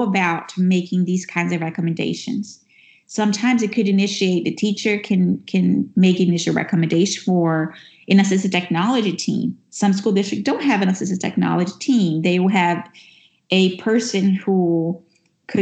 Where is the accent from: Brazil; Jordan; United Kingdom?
Brazil; now in United States; even though I'm speaking from the U.S., which is where I live right now, I'm originally from Brazil